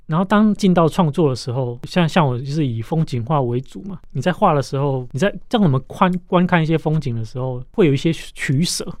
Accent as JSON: {"language": "Chinese", "town": "Longtian", "country": "Taiwan", "tie": "born or raised there", "said": "当我回过头来看成长的家乡，也就是龙田这个地方"}